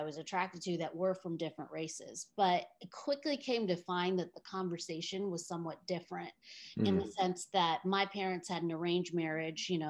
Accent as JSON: {"language": "English", "region": "Oregon", "country": "United States", "tie": "born or raised there", "said": "I grew up in a small town in Oregon"}